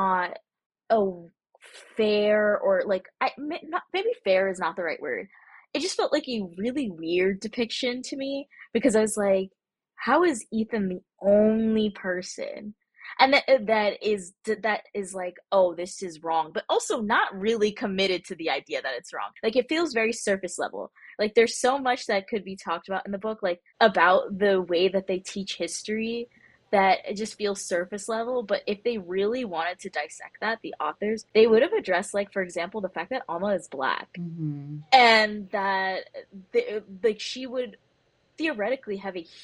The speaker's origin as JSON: {"language": "English", "town": "New York City", "region": "New York", "country": "United States", "tie": "born or raised there", "said": "I grew up in Brooklyn in New York"}